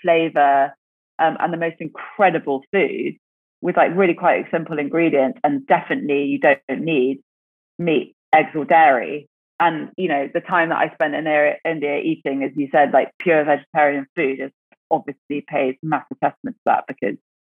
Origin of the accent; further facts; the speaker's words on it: English countryside, England, United Kingdom; growing up in the UK, growing up in the English countryside